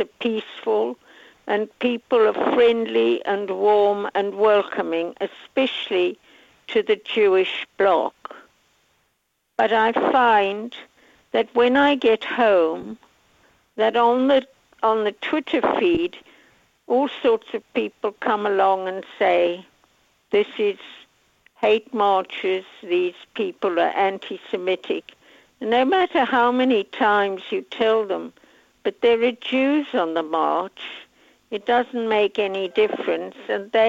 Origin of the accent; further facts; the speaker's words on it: South Africa; I come from South Africa, and it was the same.